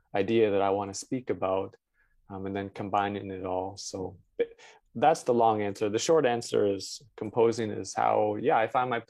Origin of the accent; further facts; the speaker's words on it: London, Ontario, Canada; moved away as an adult; also born or lived in Vancouver, Canada / New York, United States / Toronto, Canada; I grew up in London, Ontario